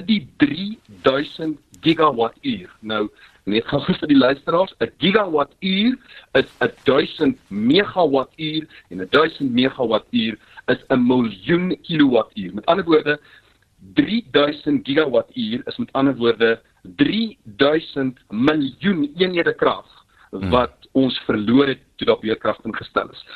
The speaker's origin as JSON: {"language": "Afrikaans", "country": "South Africa", "said": "as Suid-Afrikaners"}